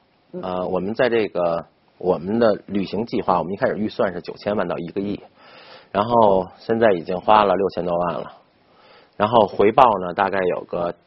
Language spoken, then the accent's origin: Chinese; China; 这个这对于我们中国人来说小 case 呀， 不就是光线的问题吗？